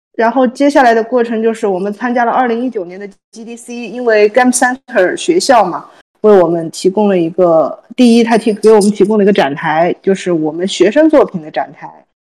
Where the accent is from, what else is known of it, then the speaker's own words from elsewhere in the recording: China; 我们国人